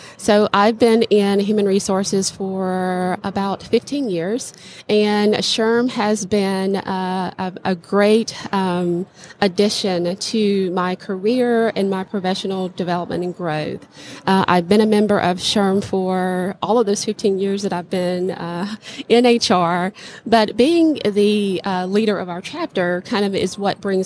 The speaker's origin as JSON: {"language": "English", "region": "Louisiana", "country": "United States", "tie": "born or raised there", "said": "my hometown in the state of Louisiana"}